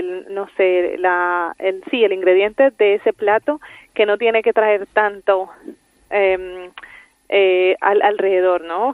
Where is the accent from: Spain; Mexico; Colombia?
Colombia; Yo soy colombiana.